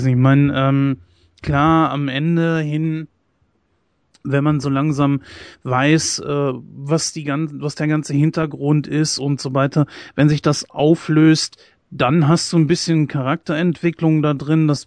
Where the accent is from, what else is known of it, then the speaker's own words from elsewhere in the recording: Germany; ich persönlich als äh, Deutscher, ich kann mir das nicht lange geben.